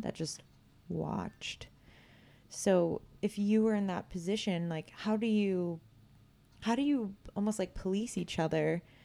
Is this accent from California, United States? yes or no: yes; Vacaville, California, United States; I grew up in Vacaville. It's a very small town